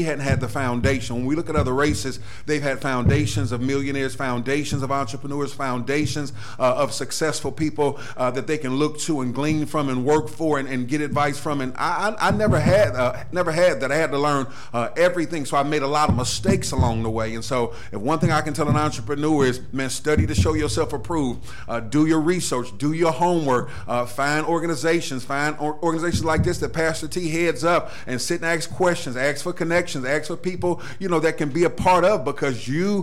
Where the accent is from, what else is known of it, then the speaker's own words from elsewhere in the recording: Cleveland, Ohio, United States; I'm a Cleveland native, of course. I was born in the St. Clair area. East Cleveland is really where I was raised long term